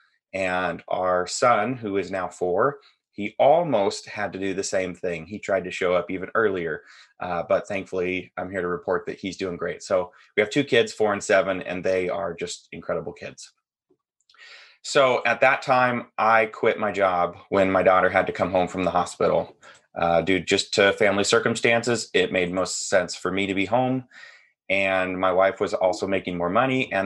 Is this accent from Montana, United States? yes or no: no; Seattle, Washington, United States; I'm from Washington State, kind of the North Seattle